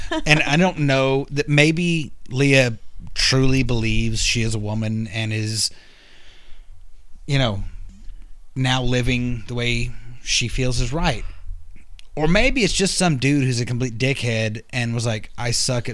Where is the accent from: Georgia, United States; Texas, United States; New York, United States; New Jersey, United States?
Texas, United States; I'm from Texas